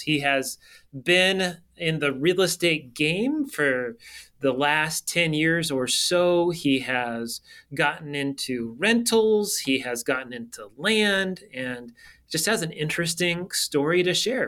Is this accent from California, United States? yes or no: yes; California, United States; I grew up in Cali.